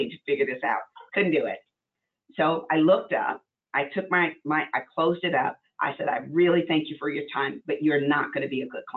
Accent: Arkansas, United States; I'm from Arkansas, so I mean, very racist kind of place we grew up

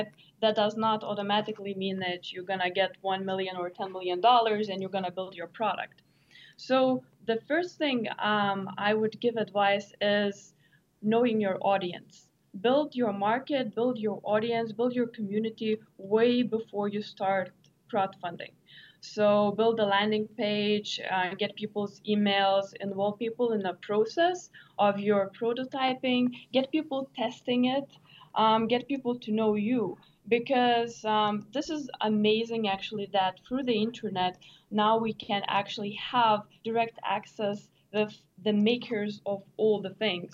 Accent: Lithuania; moved away; I am from Lithuania, from Europe

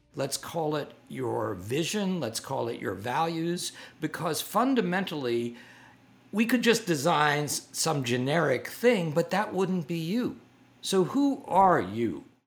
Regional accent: New York City, New York, United States; I grew up on the Lower East Side and had a, a, a really great introduction to New York art museums

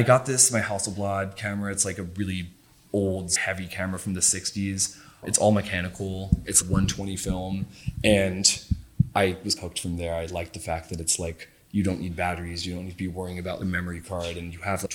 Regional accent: Rhinebeck, New York, United States; I'm from New York. I grew up in Rhinebeck originally

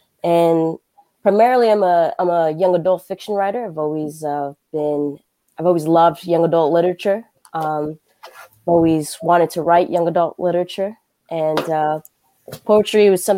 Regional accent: Newark, New Jersey, United States; moved away as an adult; also born or lived in Cambridge, Massachusetts; now in Connecticut, United States; I'm originally from Newark, New Jersey. I came up to Connecticut for school up in University of Bridgeport, and I got my bachelor's there

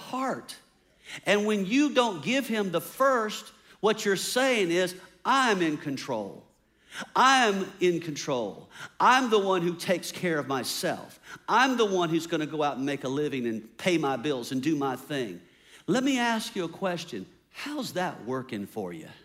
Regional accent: United States; as American independent people

